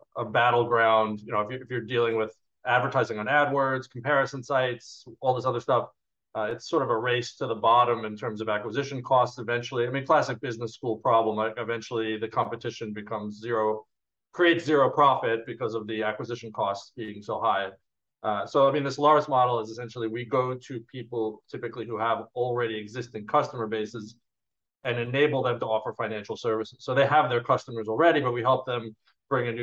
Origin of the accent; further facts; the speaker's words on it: New York, United States; also born or lived in California; now in Europe; originally from New York, lived in California for a long time, and then been in Europe for about 11 years.